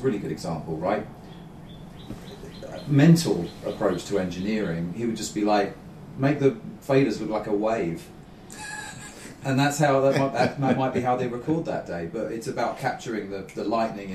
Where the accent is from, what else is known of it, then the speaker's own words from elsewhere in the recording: London, United Kingdom; growing up in London